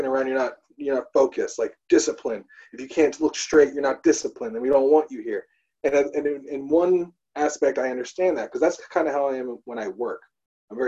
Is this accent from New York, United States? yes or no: yes; Long Island, New York, United States; now in Brooklyn, United States; we're on Long Island. I grew up on Long Island.